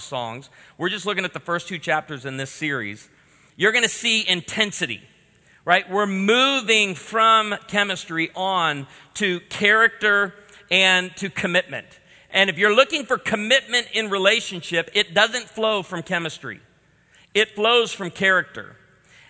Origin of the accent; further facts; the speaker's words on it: Midwest, United States; we're from the Midwest